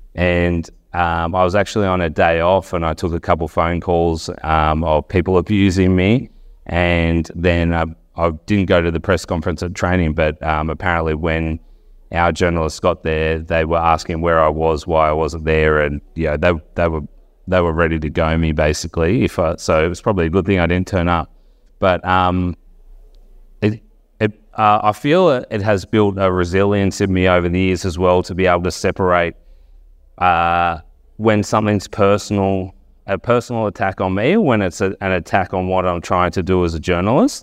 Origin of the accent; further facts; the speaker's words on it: Wagga Wagga, New South Wales, Australia; moved away as an adult; now in Canberra, Australia; I'm from Wagga originally, came over to the University of Canberra